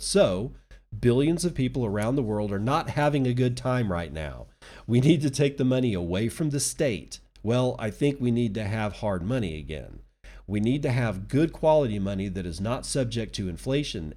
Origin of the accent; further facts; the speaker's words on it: Texas, United States; I'm a Texan, and believe me, I was born here, I was raised here, I lived here